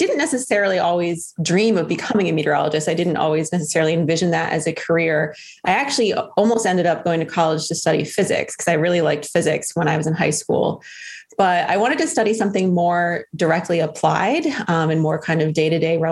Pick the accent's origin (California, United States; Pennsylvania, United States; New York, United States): New York, United States; White Plains; moved away; I'm from White Plains, New York, originally.